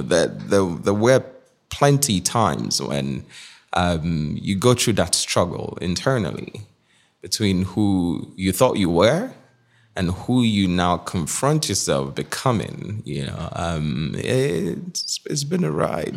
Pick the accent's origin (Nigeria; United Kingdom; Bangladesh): Nigeria; moved away as an adult; now in New York City, United States; I was born in Nigeria. So, Nigeria up until nineteen was all I knew